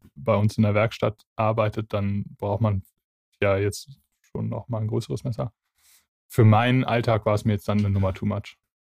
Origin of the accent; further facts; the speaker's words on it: Bavaria, Germany; bei uns in Bayern